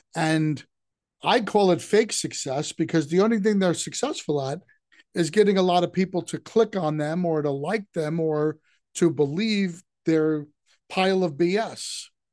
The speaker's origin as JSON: {"language": "English", "region": "New York", "country": "United States", "tie": "born or raised there", "said": "growing up in New York"}